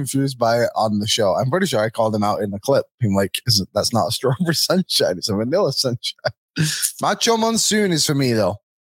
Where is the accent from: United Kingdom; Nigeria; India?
United Kingdom; England; now in Alberta, Canada; I'm English.